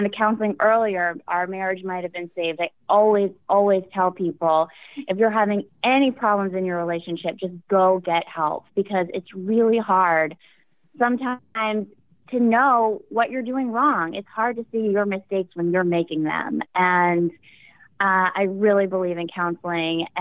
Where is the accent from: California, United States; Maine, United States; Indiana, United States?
Maine, United States; I'm from Maine, and I grew up as an only child